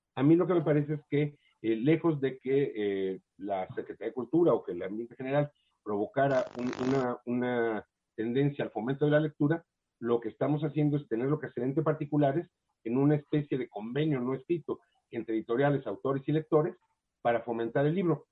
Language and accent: Spanish; Mexico; los escritores mexicanos se acostumbraron, o nos acostumbramos, a la beca